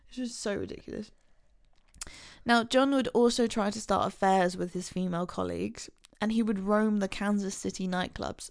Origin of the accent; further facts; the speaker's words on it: England, United Kingdom; we're English